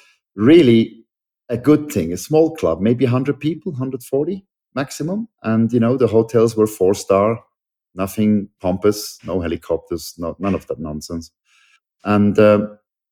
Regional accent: Switzerland; I'm a Swiss citizen, born and raised in Switzerland.

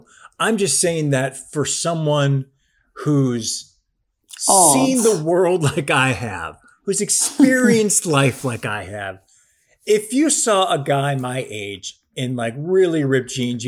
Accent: Buffalo, New York, United States; now in Pennsylvania, United States; As I mentioned in my last email, I'm from Buffalo, New York, and I love a good wing.

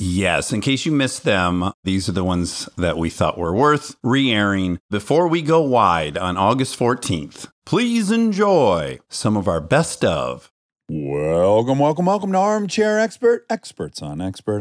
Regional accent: Milford, Michigan, United States; moved away; in my hometown of Milford, we had a mini culture within Michigan

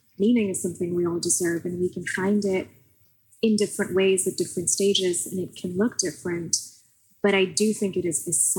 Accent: Pakistan; I grew up in Pakistan, but I had a relatively good education there.

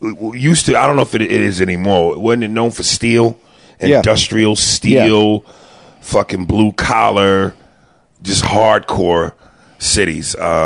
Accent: East Coast, United States; I'm from the East Coast

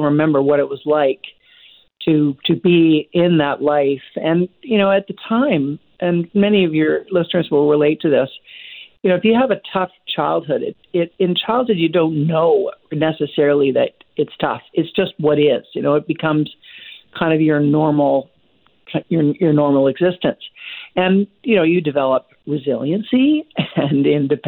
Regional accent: Vancouver, British Columbia, Canada; I grew up in Vancouver

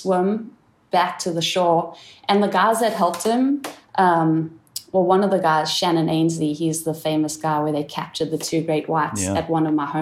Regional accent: South Africa; the time that I grew up in South Africa

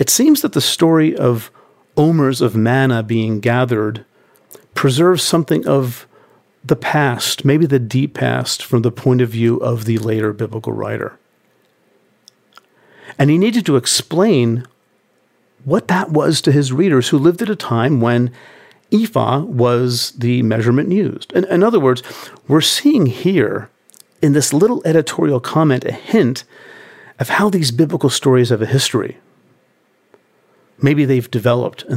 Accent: United States; I'm American

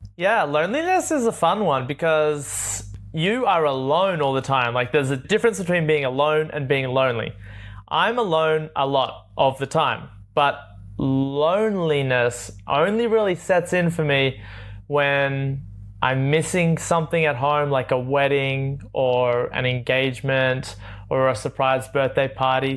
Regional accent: Sydney, New South Wales, Australia; moved away as an adult; I grew up in Sydney, born in Sydney, Australia

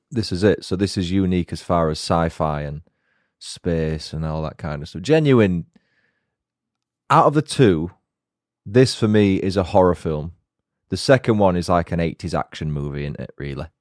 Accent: Yorkshire and the Humber, United Kingdom; accent: Yorkshire; I'll probably put on my Yorkshire accent a little bit more, which I naturally do around people from God's own county

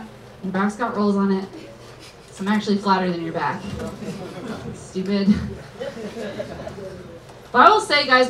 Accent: Jacksonville, Florida, United States; I'm from Jacksonville, Florida.

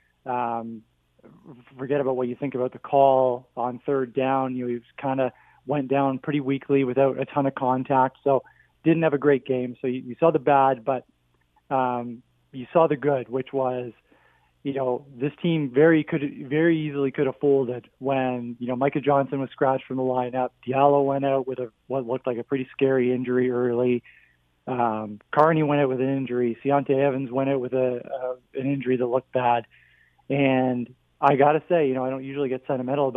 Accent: Hamilton, Ontario, Canada; I'm from Hamilton

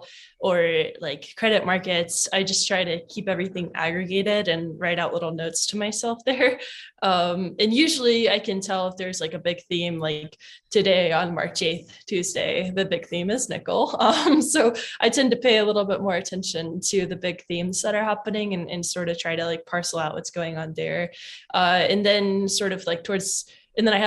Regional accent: Kentucky, United States; I'm from Kentucky

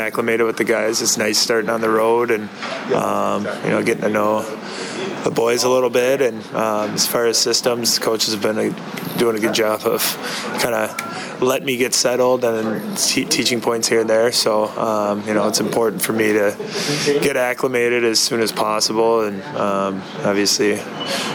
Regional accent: Blaine, Minnesota, United States; born or raised there; now in Edmonton, Canada

